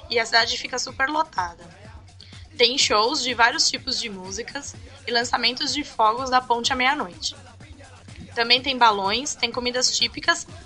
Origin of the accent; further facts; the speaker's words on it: Pernambuco, Brazil; Enfim, como sou de Pernambuco, tenho que puxar sardinha e dizer que o melhor São João é de Caruaru.